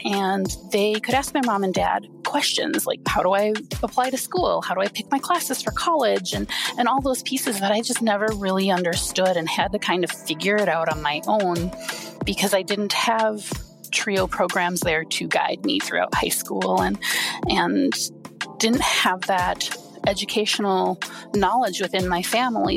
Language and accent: English; Wisconsin, United States; I grew up in a small Wisconsin town.